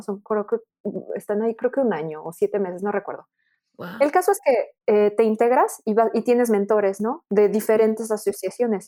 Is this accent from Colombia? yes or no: no; Mexico; now in France; también soy mexicana